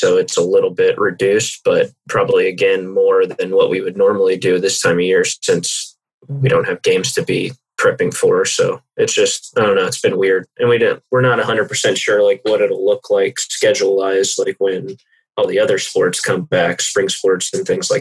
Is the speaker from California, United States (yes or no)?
no; Houston, Texas, United States; moved away; I'm from Houston originally